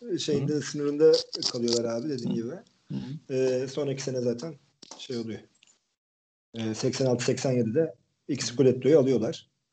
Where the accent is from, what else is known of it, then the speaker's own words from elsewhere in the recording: Turkey; biz söyledik işte Türk'üz diye.